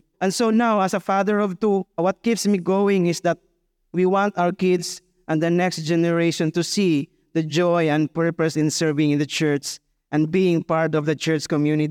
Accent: Butuan, Caraga, Philippines; I'm from Butuan. And when I came to Dumaguete for school in Siliman, I was looking for a place to belong.

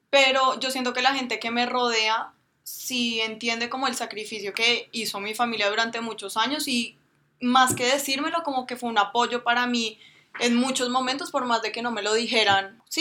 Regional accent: Colombia; sentimos orgullosos de, los logros que hacen y, de las cosas que, nos, nos aportan día a día a nosotros como colombianos.

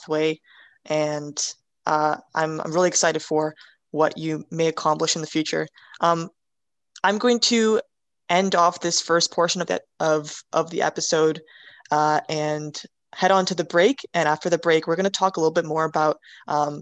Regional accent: Canada; I'm Canadian

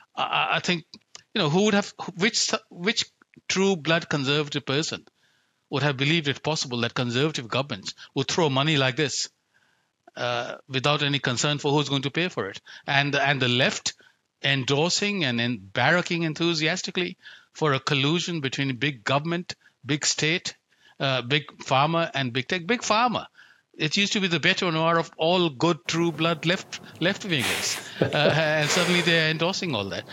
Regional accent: India; now in Australia; I grew up in India, where risk is an everyday reality

